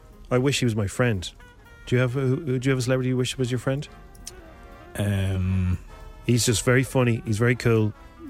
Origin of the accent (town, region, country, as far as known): Ireland; accent: Irish